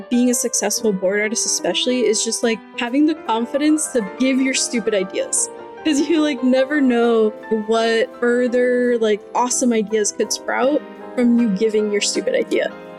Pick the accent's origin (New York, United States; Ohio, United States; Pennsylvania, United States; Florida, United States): Florida, United States; Miami; moved away as an adult; also born or lived in Savannah, Georgia; now in Los Angeles, United States; I grew up in Miami, Florida. My family's all from Chile